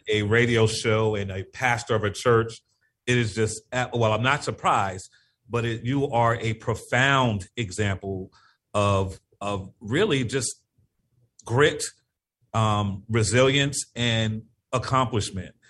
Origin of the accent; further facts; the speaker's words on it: Norwalk, Connecticut, United States; moved away as an adult; also born or lived in Bridgeport, Connecticut; now in New Haven, United States; I was born and raised in Norwalk, Connecticut. Uh, I live in New Haven, Connecticut now